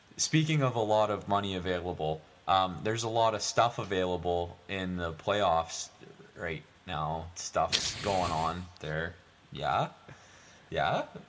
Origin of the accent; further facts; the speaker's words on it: Newfoundland and Labrador, Canada; I'm from, I'm from Newfoundland.